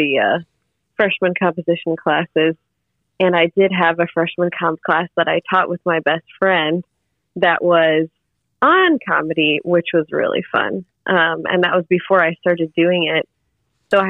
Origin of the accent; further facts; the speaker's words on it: Detroit, Michigan, United States; moved away as an adult; now in Bloomington, United States; I am from Michigan and the Detroit area